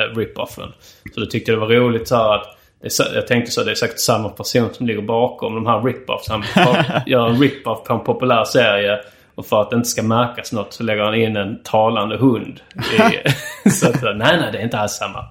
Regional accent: Sweden; som svensk

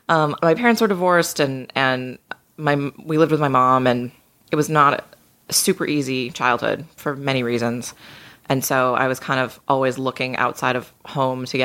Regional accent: just outside of Boston, Massachusetts, United States; Yeah, I grew up just outside of Boston.

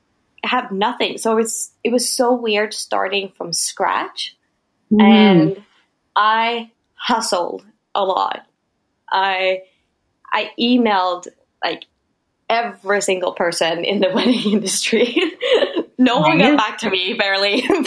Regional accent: Sweden; English is a second language; moved away as an adult; now in New York, United States; So I came from Sweden being a pretty established photographer.

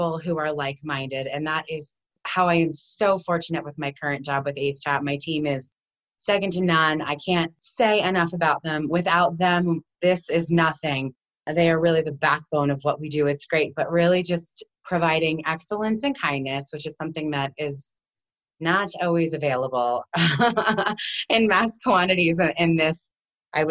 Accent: New Jersey, United States; now in Colorado, United States; we are all born and raised in New Jersey

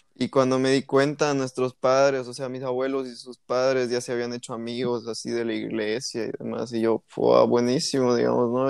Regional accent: La Paz, Bolivia; yo nací en La Paz

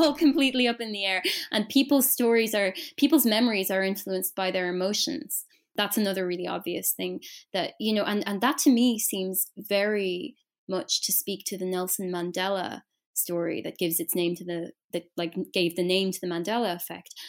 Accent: Ireland; I'm Irish

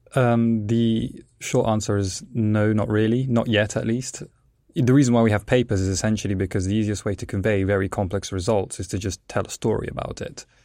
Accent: England, United Kingdom; also born or lived in Italy; the reason I, as a child, moved to England is because my parents were actually plasmaphysicists and they worked for Jet

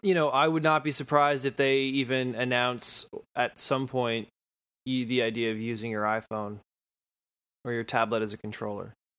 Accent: Sault Ste. Marie, Ontario, Canada; I'm from Sault Ste. Marie

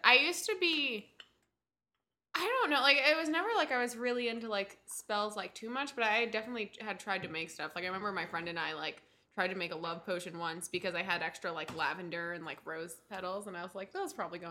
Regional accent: New Jersey, United States; I'm from New Jersey and I didn't even apply to Rutgers

